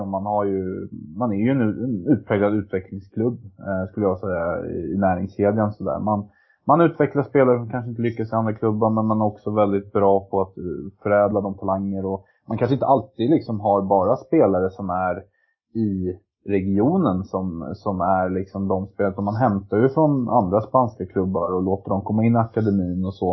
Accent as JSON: {"language": "Swedish", "country": "Sweden", "moved": "yes", "lives_now": "Norway", "said": "jag var svensk"}